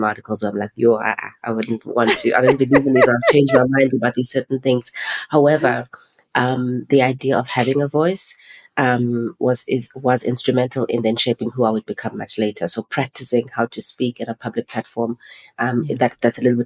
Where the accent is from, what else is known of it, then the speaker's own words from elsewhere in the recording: East London, Eastern Cape, South Africa; moved away as an adult; now in Johannesburg, South Africa; I grew up in East London and then I lived in Cape Town for 2 years. And then I came to Joburg in 2008.